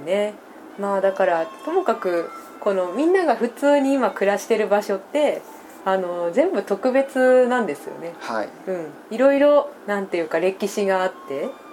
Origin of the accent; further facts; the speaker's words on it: Kawasaki, Kanagawa, Japan; moved away; 私なんかはあの神奈川の川崎の山の方の出身なんですけど